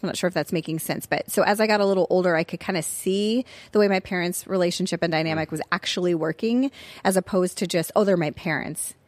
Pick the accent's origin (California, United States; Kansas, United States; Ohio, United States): California, United States; Tustin; also born or lived in Pensacola, Florida; I grew up in Tustin when it was fairly a small community